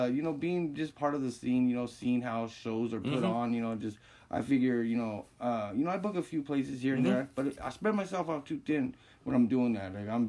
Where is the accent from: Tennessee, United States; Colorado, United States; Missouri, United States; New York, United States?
Colorado, United States; Denver; also born or lived in California; I was born and raised in Denver, yeah, back here from California.